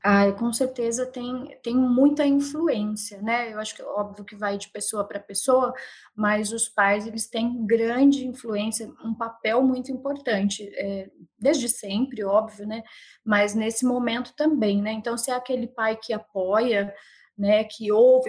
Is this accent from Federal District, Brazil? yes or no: no; Sorocaba, São Paulo, Brazil; eu sou de Sorocaba, né? Interior de São Paulo